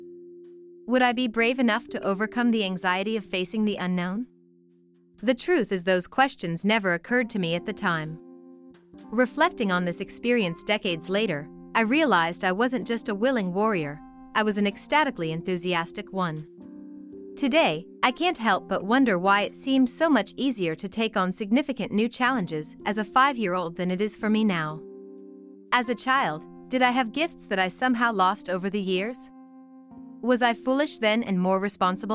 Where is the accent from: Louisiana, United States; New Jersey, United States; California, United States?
New Jersey, United States; when I was a kid growing up in New Jersey